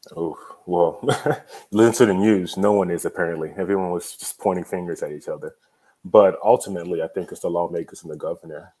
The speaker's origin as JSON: {"language": "English", "country": "Nigeria", "moved": "yes", "lives_now": "Texas, United States", "said": "I'm Nigerian"}